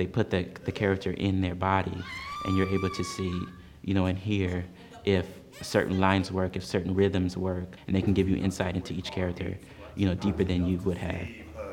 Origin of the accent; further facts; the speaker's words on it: Oakland, California, United States; moved away as an adult; now in Harlem, New York, United States; born and raised in Oakland, California